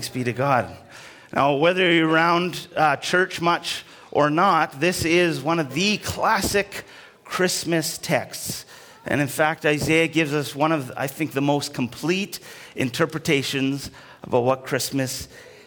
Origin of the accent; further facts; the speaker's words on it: Alberta, Canada; I was growing up in Alberta, and so there was lots of snow